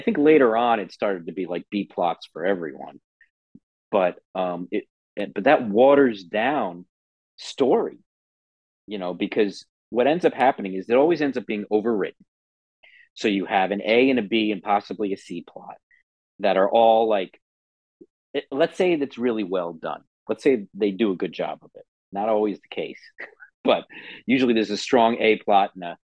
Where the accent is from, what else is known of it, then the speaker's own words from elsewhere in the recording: New Jersey, United States; moved away as an adult; also born or lived in Philadelphia; now in Los Angeles, United States; since I'm from New Jersey, our field trips, I probably went to the Thomas Edison Museum a few times growing up